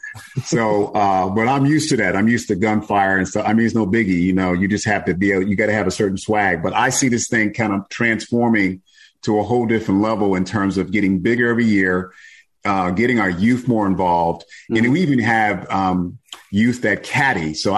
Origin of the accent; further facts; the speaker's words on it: Mount Vernon, New York, United States; They used to laugh at us in Mount Vernon, New York. I'm from New York, man.